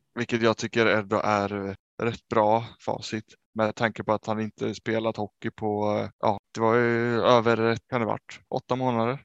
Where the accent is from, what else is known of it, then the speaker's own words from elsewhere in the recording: Sweden; vi som två svenskar hemma